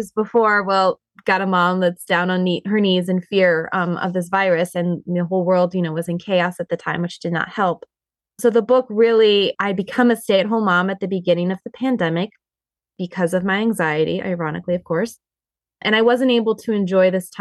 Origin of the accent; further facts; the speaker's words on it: Montana, United States; now in Michigan, United States; we live here in Michigan. I'm originally actually from Montana.